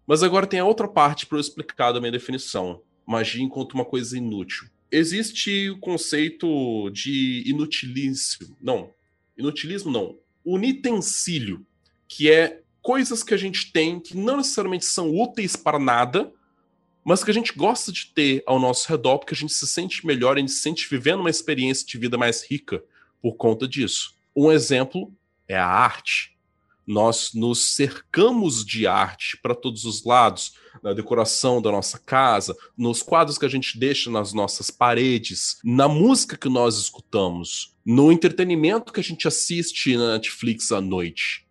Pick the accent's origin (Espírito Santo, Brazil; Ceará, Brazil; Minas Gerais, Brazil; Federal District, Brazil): Espírito Santo, Brazil; Vitória; also born or lived in Araraquara, São Paulo; eu moro em Vitória, Espírito Santo, é onde eu nasci